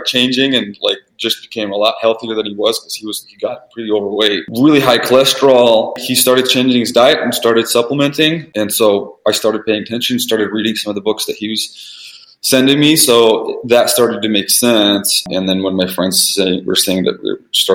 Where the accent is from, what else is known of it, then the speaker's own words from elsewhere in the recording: Vancouver, Washington, United States; English is a second language; we're actually in Washington State, in a city called Vancouver, Washington